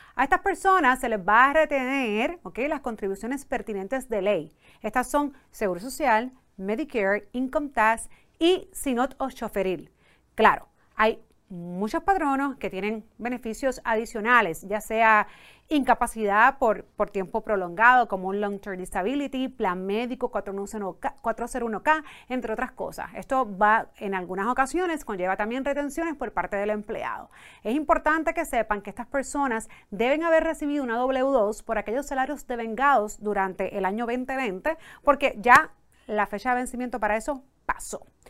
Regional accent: Puerto Rico; first language Spanish; en Puerto Rico a veces utilizamos mucho los dos idiomas

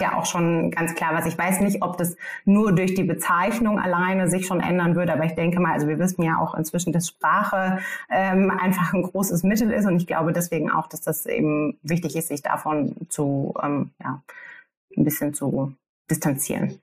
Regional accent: Germany

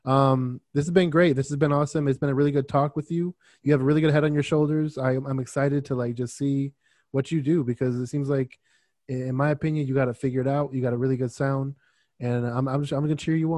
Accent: Miami, Florida, United States; now in Phoenix, United States; I'm from Miami, but right now I live in Arizona. So I live in like Phoenix area.

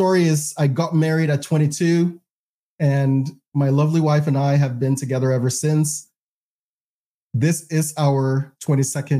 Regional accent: Ghana; moved away as an adult; also born or lived in Provo, Utah, United States; now in United States; I was born and raised in Ghana

